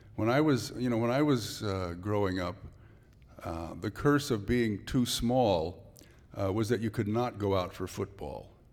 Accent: San Francisco, California, United States; also born or lived in Santa Clara Valley, California; now in Santa Cruz, United States; I was born right here in San Francisco

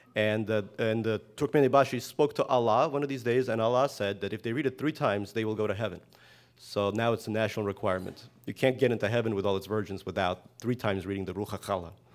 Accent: Russia; also born or lived in Brooklyn; now in United States; I was born in the Soviet Union, so I speak Russian

